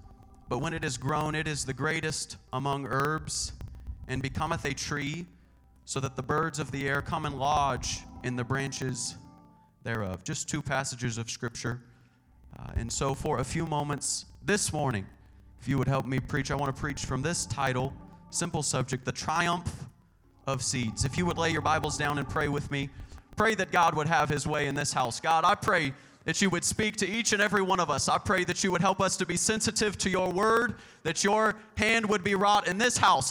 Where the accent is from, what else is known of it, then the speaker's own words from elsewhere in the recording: Bakersfield, California, United States; You may be able to take me out of Bakersfield, but you'll never take Bakersfield and GBFPC out of me.